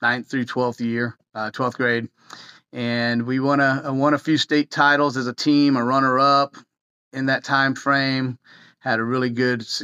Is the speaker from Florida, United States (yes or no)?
yes; Florida, United States; moved away as an adult; now in Tallahassee, United States; I loved Flagler. I grew up in Flagler. It was a small town atmosphere.